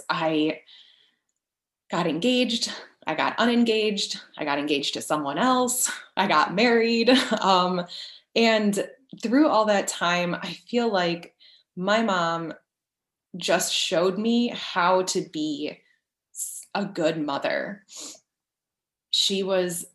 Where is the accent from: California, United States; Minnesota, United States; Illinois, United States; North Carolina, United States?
Illinois, United States; Chicago; moved away; also born or lived in Paris, France / Florida; We're originally from the Chicago area